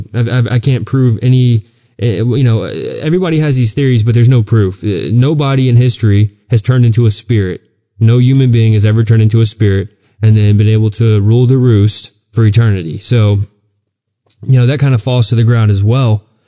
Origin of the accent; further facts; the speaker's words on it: Texas, United States; growing up in Texas, we had some local urban legends